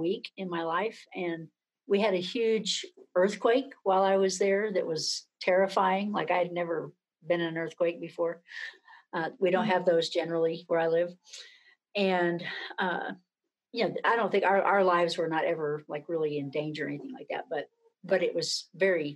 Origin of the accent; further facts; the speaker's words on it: Hobbs, New Mexico, United States; now in Manhattan, Kansas, United States; currently I'm quarantined in Hobbs, New Mexico, which is my hometown